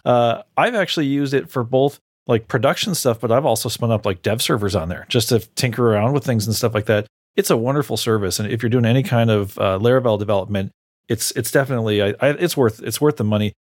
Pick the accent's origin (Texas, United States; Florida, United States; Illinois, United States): Illinois, United States; Chicago; I'm from the Chicago area